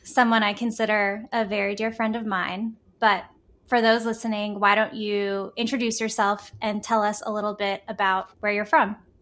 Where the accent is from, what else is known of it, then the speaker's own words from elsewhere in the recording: Houston, Texas, United States; now in New York City, United States; I'm from Texas, I'm from Houston